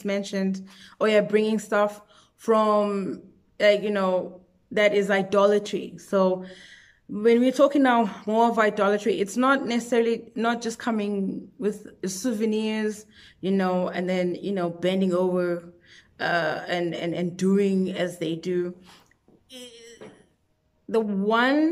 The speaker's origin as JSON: {"language": "English", "country": "South Africa", "said": "I'm myself from South Africa"}